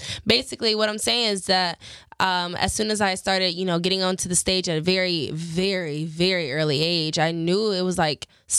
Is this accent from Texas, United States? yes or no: yes; Houston, Texas, United States; moved away as an adult; now in Los Angeles, United States; coming here from Houston, Houston's my hometown. I grew up, I was born and raised in Houston.